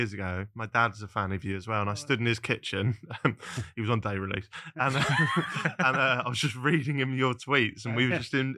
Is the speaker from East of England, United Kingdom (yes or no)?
yes; Norfolk, East of England, United Kingdom; I'm from Norfolk